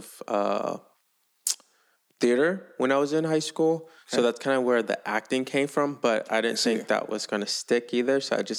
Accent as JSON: {"language": "English", "town": "New Orleans", "region": "Louisiana", "country": "United States", "said": "I'm originally from New Orleans."}